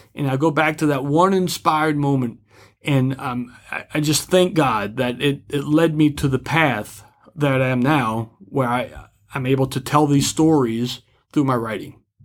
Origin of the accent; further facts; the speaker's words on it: New Orleans, Louisiana, United States; I'm from New Orleans